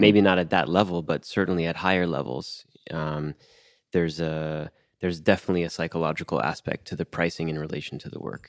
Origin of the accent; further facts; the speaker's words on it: Miami, Florida, United States; moved away as an adult; I, I grew up in Miami